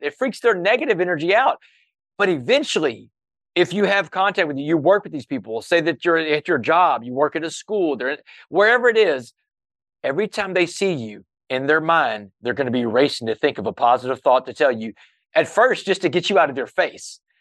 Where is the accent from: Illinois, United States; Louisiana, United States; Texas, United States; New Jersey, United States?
Texas, United States; Port Arthur; when I was a kid growing up in Port Arthur